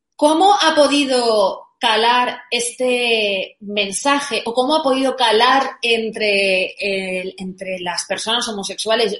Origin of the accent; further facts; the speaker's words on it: Valencia, Valencian Community, Spain; yo soy de Valencia